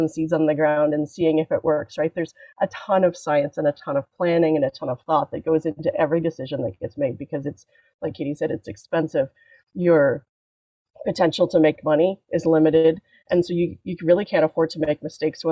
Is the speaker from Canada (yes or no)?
yes; Canada; as a Canadian farmer